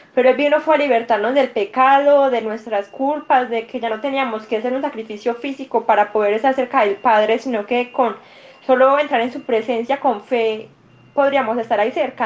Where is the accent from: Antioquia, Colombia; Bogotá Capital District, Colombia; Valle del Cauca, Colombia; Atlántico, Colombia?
Antioquia, Colombia; Medellín; yo soy paisa, soy de Medellín, Colombia